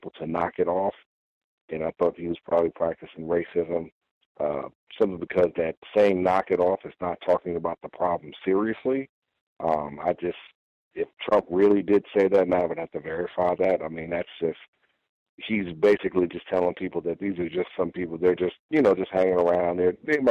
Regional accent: New York City, New York, United States; growing up in New York City

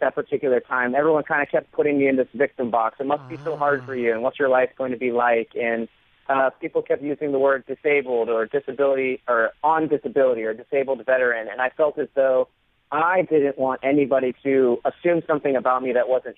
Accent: Florida, United States; moved away as an adult; I grew up in Florida surrounded by water, and we were a beach family

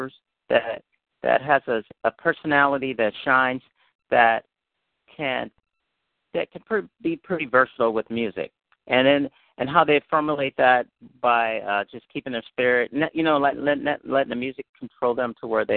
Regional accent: Berkeley, California, United States; I grew up in Berkeley, so I was exposed to a lot of different, people.

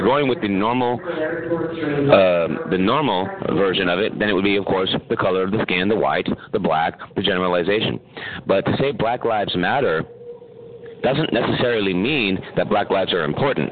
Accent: San Francisco, California, United States; I'm from San Francisco

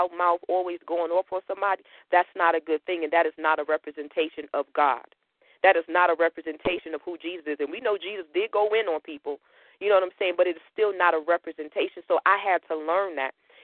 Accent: Connecticut, United States; I'm from Connecticut. I grew up in the city

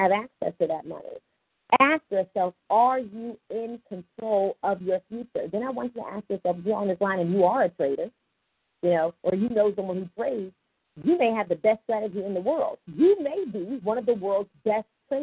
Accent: Richmond, Virginia, United States; I'm originally from Richmond, Virginia

